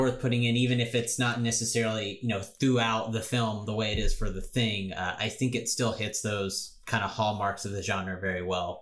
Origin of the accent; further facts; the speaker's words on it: United States; I'm an American